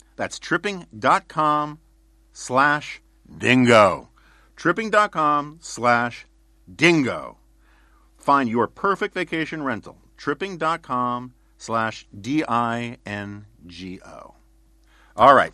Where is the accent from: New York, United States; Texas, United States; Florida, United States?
New York, United States; New York City; growing up in New York City in the nineteen seventies